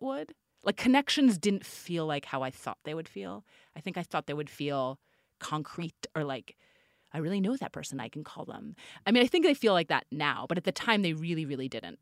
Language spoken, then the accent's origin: English; New York, United States; I'm from New York. I went back to New York